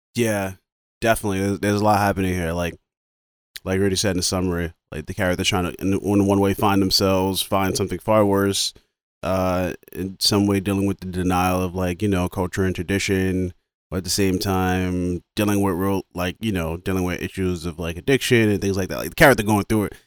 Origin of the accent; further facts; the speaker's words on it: New York, United States; I'm from New York. So, like, bo-, born and raised from New York, African-American